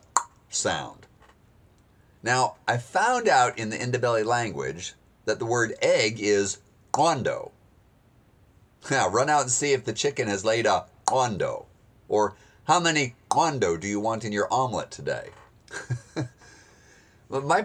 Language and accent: English; United States; accent: American; my American accent